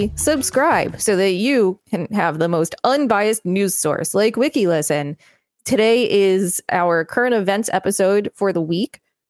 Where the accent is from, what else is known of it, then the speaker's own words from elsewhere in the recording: United States; as an American Jew.